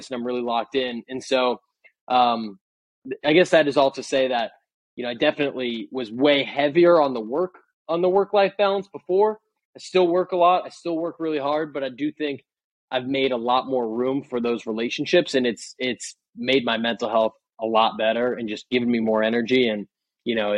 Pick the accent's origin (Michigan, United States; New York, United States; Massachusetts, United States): Massachusetts, United States; Boston; moved away as an adult; also born or lived in San Francisco; I'm from Boston. I moved out to San Francisco